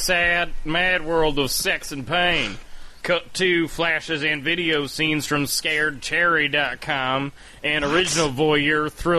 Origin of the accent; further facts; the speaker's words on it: Los Angeles, California, United States; I'm from Venice Beach, Los Angeles, California.